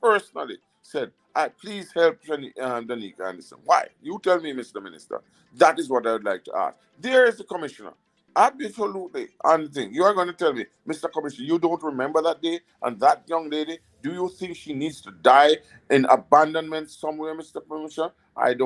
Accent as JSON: {"language": "English", "town": "Ocho Rios", "region": "Saint Ann", "country": "Jamaica", "tie": "born or raised there", "moved": "yes", "lives_now": "United States", "said": "I'm from Ocherius, Jamaica, and I love it. And I was born there. I'm a born Jamaican. I always say, I'm a Jamaican born and bred"}